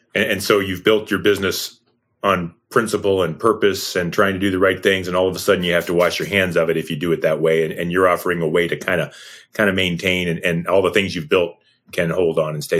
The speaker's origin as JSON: {"language": "English", "town": "Leroy", "region": "Ohio", "country": "United States", "tie": "born or raised there", "said": "Sean and I grew up in Painesville, Ohio, a little town called Leroy, Ohio"}